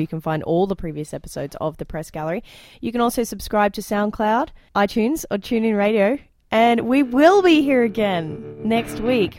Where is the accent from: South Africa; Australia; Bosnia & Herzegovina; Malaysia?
Australia; moved away as an adult; now in Alberta, Canada; I'm from Australia where we've already voted on becoming a republic. That was the first thing I could vote in as an 18-year-old, and we rejected the idea then.